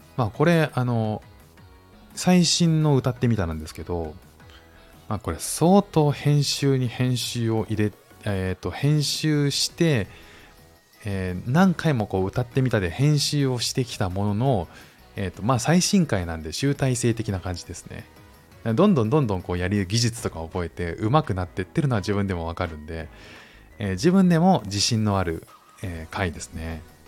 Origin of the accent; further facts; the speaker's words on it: Japan; moved away as an adult; now in Singapore; 日本に生活して、日本に生まれ育って